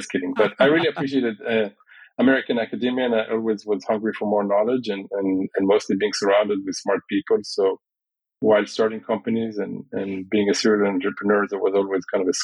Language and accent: English; Israel; growing up in Israel was actually surprisingly serene.